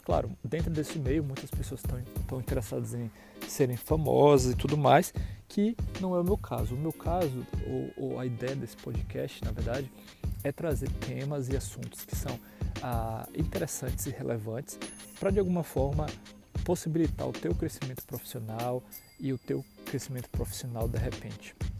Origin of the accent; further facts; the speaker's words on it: Ilhéus, Bahia, Brazil; moved away as an adult; also born or lived in São Paulo, Brazil; now in Madison, United States; nascido e criado na cidade de Ilhéus, Bahia, com muito orgulho, sou baiano.